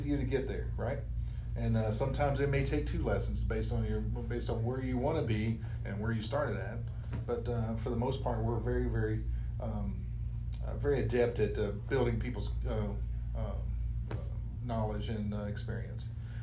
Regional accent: Radford, Virginia, United States; moved away as an adult; also born or lived in Fort Lewis, Washington; now in Wichita, United States; I grew up in a little town called Radford, Virginia, on the New River in the Blue Ridge Mountains. And I lived there until 1984 when I joined the United States Army.

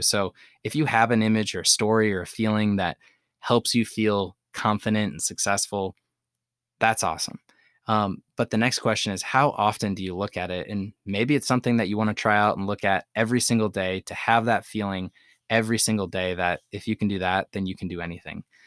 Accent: Madison, Wisconsin, United States; my hometown of Madison, Wisconsin

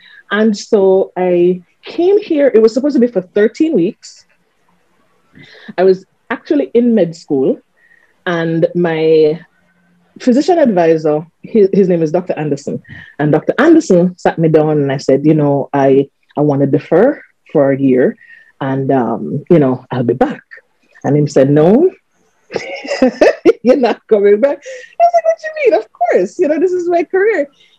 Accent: Montego Bay, Saint James, Jamaica; I'm a Moby girl.

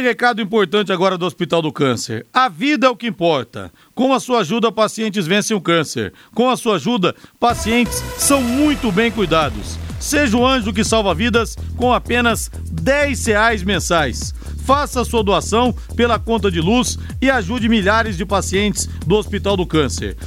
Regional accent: São José dos Campos, São Paulo, Brazil; Eu sou de São José dos Campos

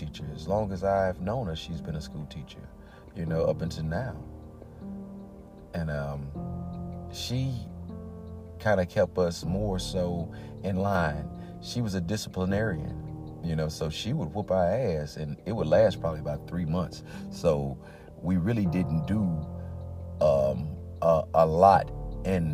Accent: East St. Louis, Illinois, United States; moved away as an adult; also born or lived in Madison, Illinois / Clarksville, Tennessee; I'm from Madison, Illinois, East St. Louis originally, but I lived in Madison doing grade school as well.

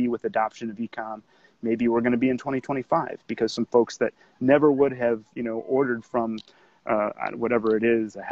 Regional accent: Kenosha, Wisconsin, United States; moved away; I'm from Kenosha originally, so not too far away from where you guys are

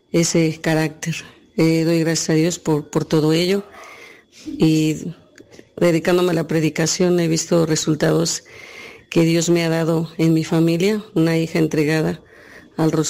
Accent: Texcoco, State of Mexico, Mexico; eh, soy de aquí de San Felipe, Texcoco, México.

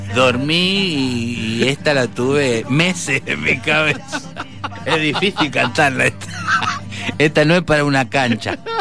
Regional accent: Bermejo, Mendoza, Argentina; also born or lived in Guayaquil, Ecuador / Buenos Aires, Argentina; mi pueblo, Bermejo

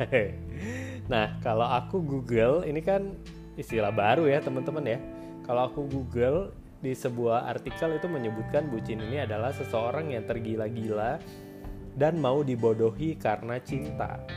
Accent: Bandung, West Java, Indonesia; now in Jakarta, Indonesia; setelah aku merantau dari Bandung ke

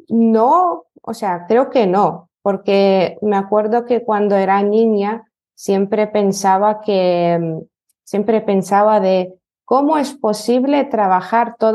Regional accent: Lithuania; Spanish is a second language; now in Spain; soy de Lituania, eh, pero llevo ya dos años en España y soy profesora de español para lituanos y también tengo otro nicho que es eh, lituano para hispanohablantes

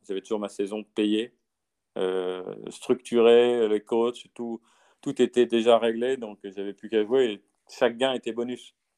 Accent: France; chez nous en France

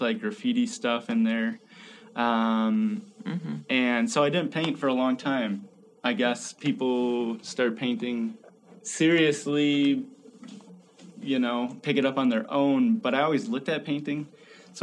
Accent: Chippewa Falls, Wisconsin, United States; I grew up in Chippewa Falls in a family of five kids

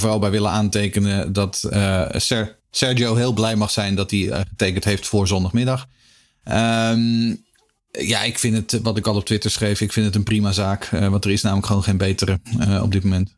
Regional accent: Haarlem, North Holland, Netherlands; ik groeide op in Haarlem.

